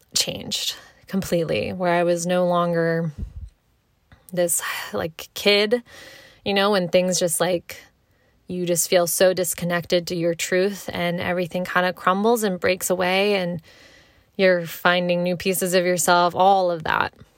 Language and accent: English; Frederick, Maryland, United States; also born or lived in Columbia, Maryland; Then for middle school, we moved to Frederick, and that's basically where I, from middle school to high school, still, you know, in this area to this day, um, that's where I grew up. I, Frederick is home to me